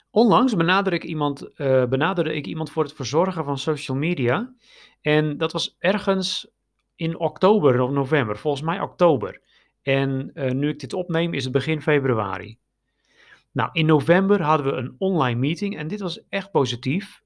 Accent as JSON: {"language": "Dutch", "country": "Netherlands", "moved": "yes", "lives_now": "Romania", "said": "wij als Nederlanders"}